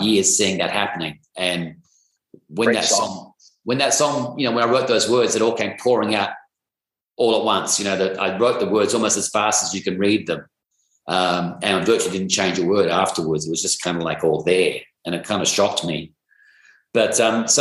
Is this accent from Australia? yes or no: yes; Perth, Western Australia, Australia; now in Sydney, Australia; I come from Perth, Western Australia, which is about, you know, 2,500 miles away from where I live here in Sydney.